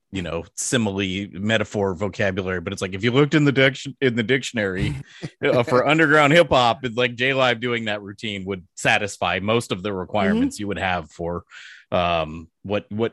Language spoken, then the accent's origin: English; San Jose, California, United States; we're from San Jose